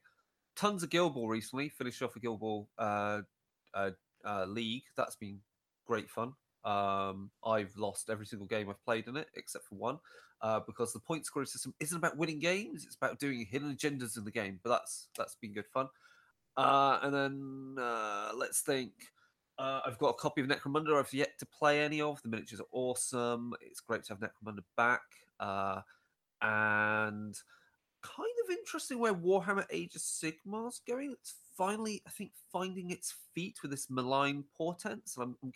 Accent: United Kingdom; we're British people here

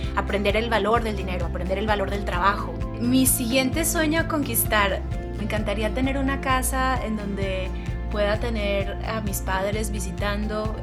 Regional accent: Monterrey, Nuevo León, Mexico; soy originaria de Monterrey, Nuevo León

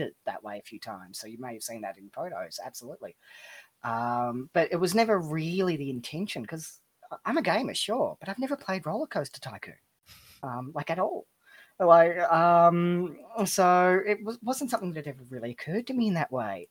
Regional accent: Melbourne, Victoria, Australia; I'm from Melbourne, Australia.

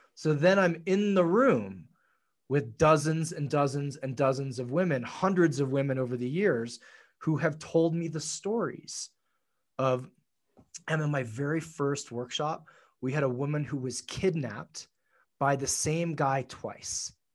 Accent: Tokyo, Japan; moved away; I grew up in Tokyo

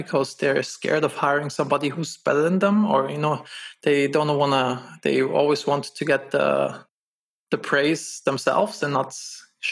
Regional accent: Germany; moved away as an adult; also born or lived in Los Angeles, United States; I'm originally from Germany

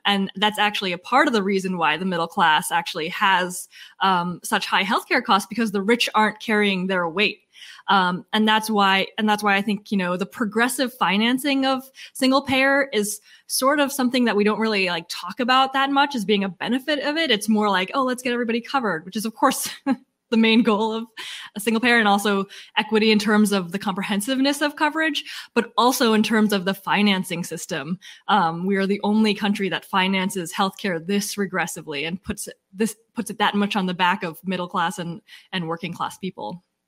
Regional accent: Massachusetts, United States; we're from Massachusetts

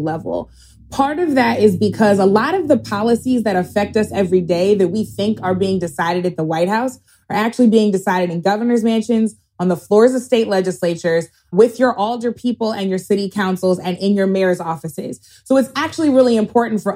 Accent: St. Louis, Missouri, United States; Cori Bush, my congresswoman from my hometown of St. Louis

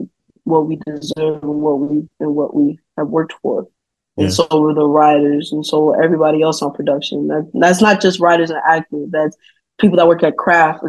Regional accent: Atlanta, Georgia, United States; I'm born and raised in Atlanta, Georgia

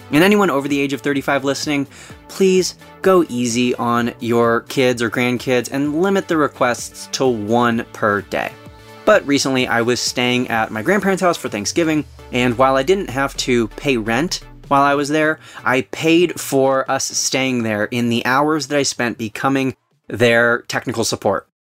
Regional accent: Southern California, United States; we were both born and raised in Southern California.

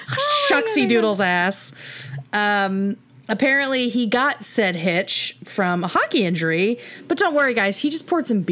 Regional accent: Connecticut, United States; I'm from Connecticut.

